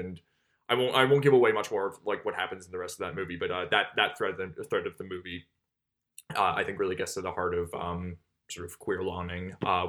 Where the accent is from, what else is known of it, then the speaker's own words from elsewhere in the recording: Canada; I'm Canadian